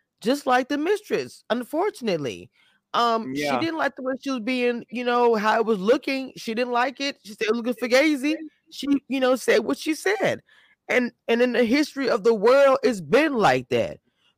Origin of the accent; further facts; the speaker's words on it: Louisiana, United States; I'm from Louisiana